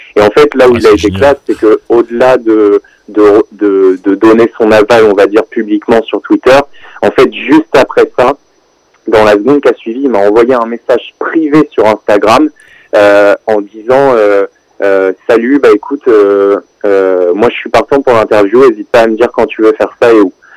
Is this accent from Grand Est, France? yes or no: no; Rouen, Normandy, France; je viens de Rouen